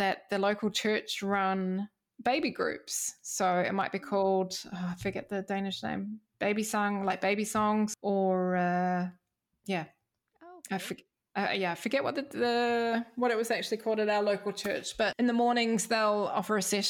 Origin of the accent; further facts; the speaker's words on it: Wellington, New Zealand; moved away as an adult; now in Denmark; my hometown, Wellington, New Zealand.